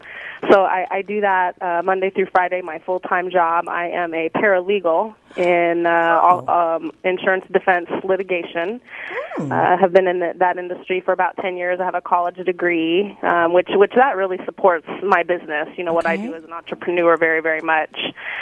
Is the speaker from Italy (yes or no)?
yes; Italy; also born or lived in Greece; now in Seattle, United States; Well, I grew up in overseas. I was raised in Italy and Greece.